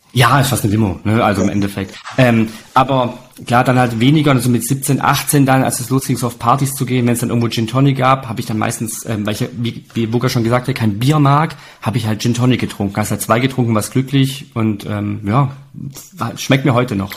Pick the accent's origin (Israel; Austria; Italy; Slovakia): Italy; als Italiener, klar, trinkst du Rotwein und Weißwein, weil ähm, Opa hat ja selber Wein gemacht